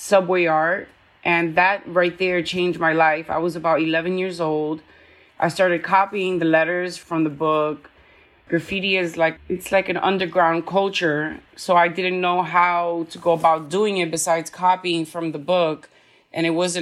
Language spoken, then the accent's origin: English; New York City, New York, United States; I'm from New York City